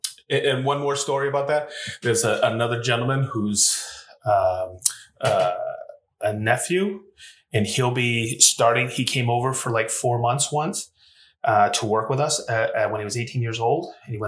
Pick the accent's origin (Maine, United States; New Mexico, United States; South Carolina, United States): Maine, United States; also born or lived in Fort Lauderdale, Florida; now in Whitestown, United States; I grew up in Maine, but I lived in Fort Lauderdale, and that's where my cabinet shop was.